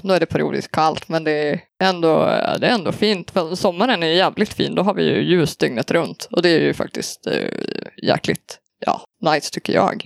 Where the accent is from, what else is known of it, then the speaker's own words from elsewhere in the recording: Söderhamn, Gävleborg County, Sweden; moved away as an adult; now in Luleå, Sweden; jag är ju då från Söderhamn från början i Hälsingland